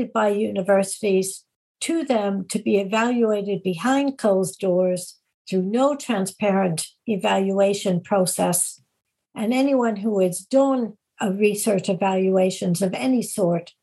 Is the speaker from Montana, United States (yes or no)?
no; Illinois, United States; I'm from Illinois